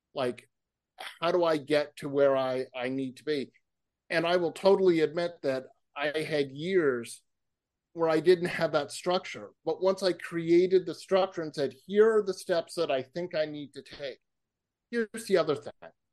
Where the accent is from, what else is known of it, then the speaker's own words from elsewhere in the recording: Massachusetts, United States; moved away; also born or lived in California; I grew up in Massachusetts